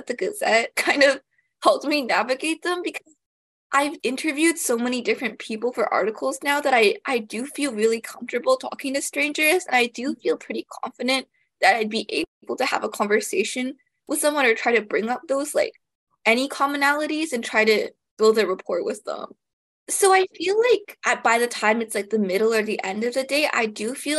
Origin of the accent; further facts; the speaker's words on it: Toronto, Ontario, Canada; I'm from the GTA